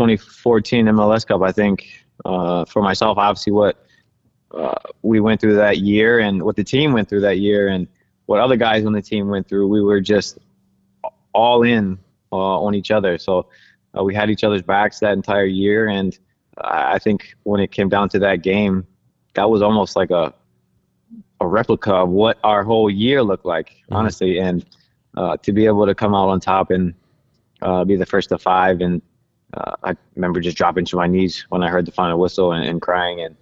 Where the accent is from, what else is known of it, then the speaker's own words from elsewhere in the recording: Maryland, United States; moved away as an adult; we're both from Maryland